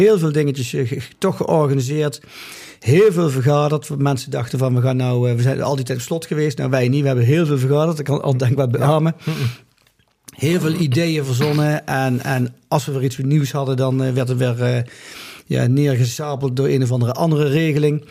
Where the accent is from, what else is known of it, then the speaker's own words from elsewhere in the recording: Limburg, Netherlands; moved away as an adult; also born or lived in Grave, North Brabant; now in Mill, Netherlands; in mijn geboortedorp Waalwijk, in Apeldoorn, Limburg, waar we vandaan komen, daar vierden wij altijd flink carnaval